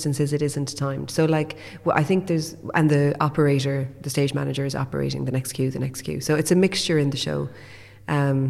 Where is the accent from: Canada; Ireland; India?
Ireland; Limerick, Munster; also born or lived in London; We moved back to Limerick when I was six from London